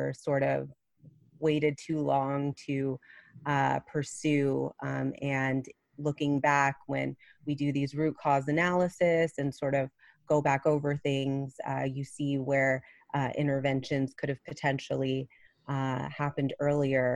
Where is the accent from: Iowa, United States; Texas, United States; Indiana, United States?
Texas, United States; Plano; also born or lived in Los Angeles, California / Nashville, Tennessee; grew up here in Plano, right outside of Dallas